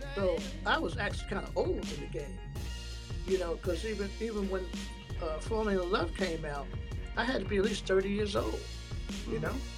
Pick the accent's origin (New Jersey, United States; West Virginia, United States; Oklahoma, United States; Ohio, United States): New Jersey, United States; I was from New Jersey